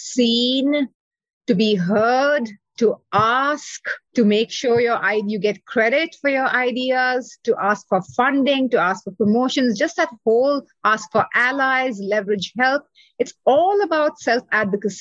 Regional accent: India; now in Chicago, United States; I grew up in India

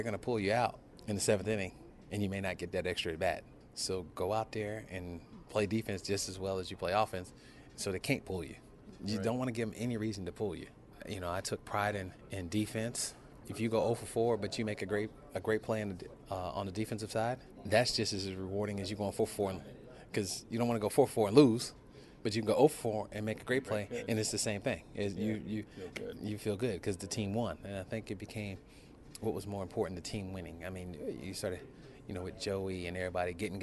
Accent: Donora, Pennsylvania, United States; a guy from Denora, Pennsylvania

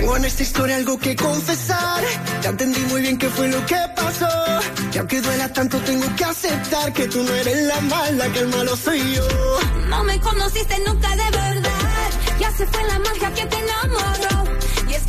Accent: Venezuela; moved away as an adult; now in Miami, United States; Yo como venezolana

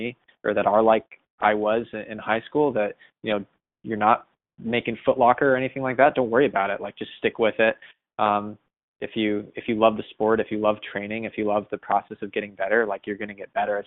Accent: Boston, Massachusetts, United States; especially as a Bostonian

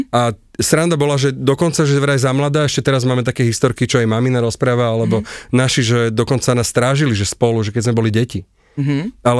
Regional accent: Bratislava, Bratislava Region, Slovakia; also born or lived in Prague / Australia; sme susedia z Petržalky.

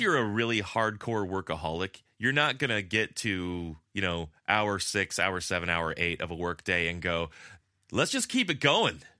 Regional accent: La Puente, California, United States; now in Madrid, Spain; I'm so Californian, my default is puente

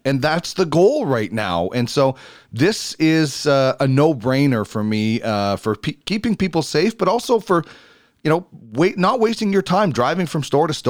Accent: Manitoba, Canada; now in Edmonton, Canada; growing up in Manitoba

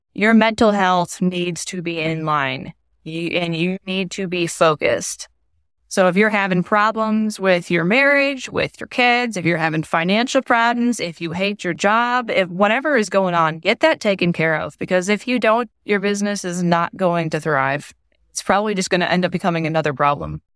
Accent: east side of the Great Lakes, United States; moved away as an adult; also born or lived in West Virginia / Missouri; now in Oklahoma, United States; I grew up in the Great Lakes area, and I, whenever I say that, people think, and I mean Wisconsin or Minnesota, but really the east side of the Great Lakes

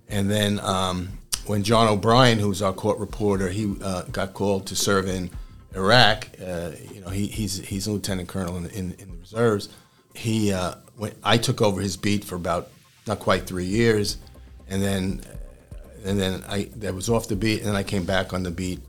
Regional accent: New York City, New York, United States; moved away as an adult; also born or lived in Pottstown, Pennsylvania / Harrisburg, Pennsylvania; now in Staten Island, United States; I'm from Brooklyn

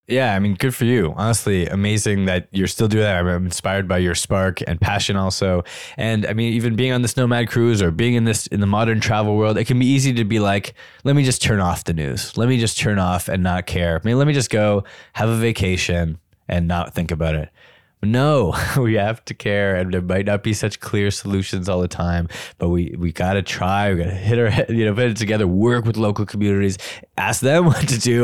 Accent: Canada; I'm Canadian

